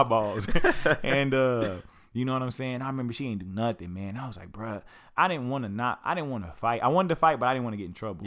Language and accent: English; Lawton, Oklahoma, United States; I grew up in Lawton, Oklahoma